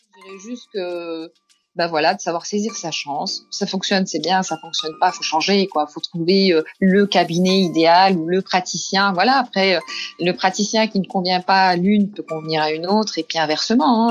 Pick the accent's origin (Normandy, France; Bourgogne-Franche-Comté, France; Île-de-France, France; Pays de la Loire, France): Bourgogne-Franche-Comté, France; Besançon; je suis originaire de Besançon